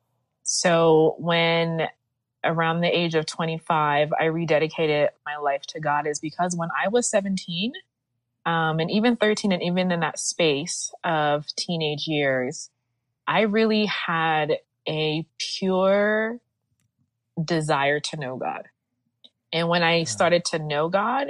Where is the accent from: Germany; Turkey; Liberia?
Liberia; I'm from Africa, West Africa, Liberia, it is yeah. a Christian nation.